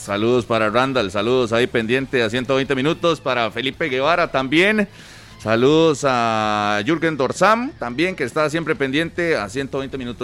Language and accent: Spanish; Costa Rica; como ticos